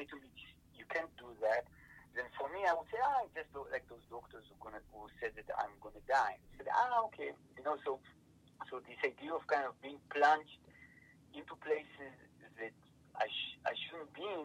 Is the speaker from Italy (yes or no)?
yes; Italy; I grew up in Italy, you know, in elementary school